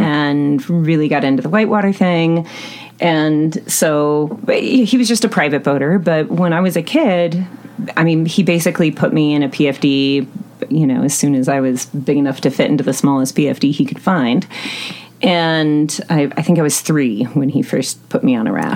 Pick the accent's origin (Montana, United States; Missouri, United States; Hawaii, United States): Montana, United States; Western; moved away; I'm originally from Western Montana